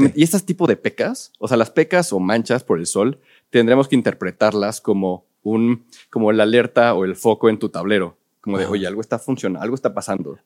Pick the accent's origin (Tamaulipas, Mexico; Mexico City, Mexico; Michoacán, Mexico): Mexico City, Mexico; la gran mayoría somos chilangos